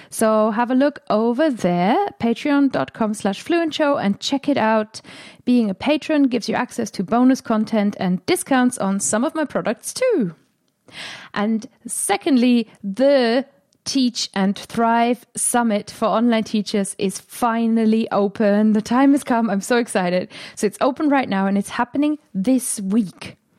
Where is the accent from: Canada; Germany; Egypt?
Germany; accent: German; first language German; English is a second language; moved away as an adult; also born or lived in England; now in United Kingdom; When I first came to England, I didn't really wanna be heard as German